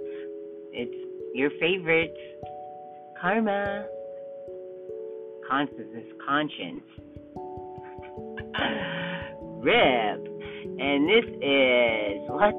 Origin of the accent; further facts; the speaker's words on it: Kansas, United States; moved away; I grew up in Kansas